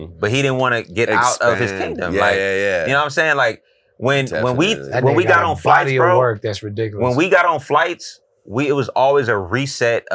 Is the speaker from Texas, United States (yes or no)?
no; San Francisco, California, United States; I'm from the Geneva Towers